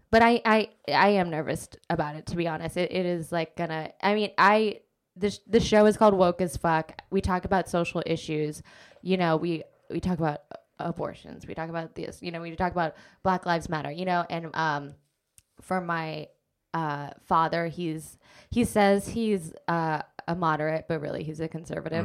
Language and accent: English; Anchorage, Alaska, United States; moved away as an adult; also born or lived in California / New York; now in Brooklyn, United States; I grew up in Anchorage, Alaska